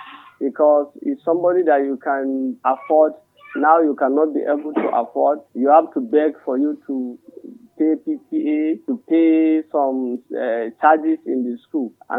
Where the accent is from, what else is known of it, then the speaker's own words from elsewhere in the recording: Kagara, Niger State, Nigeria; I'm from Madaka, Kagara, Rafi local government, Niger State.